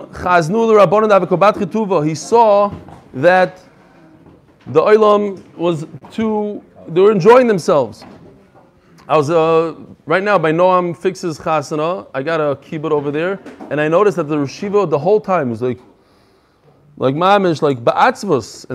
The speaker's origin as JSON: {"language": "English", "town": "New York City", "region": "New York", "country": "United States", "tie": "born or raised there", "said": "Far Rockaway. I grew up in Far Rockaway"}